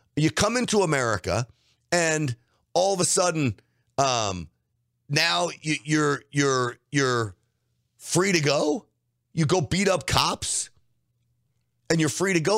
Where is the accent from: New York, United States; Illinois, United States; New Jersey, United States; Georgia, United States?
New York, United States; New York City; moved away; I grew up in New York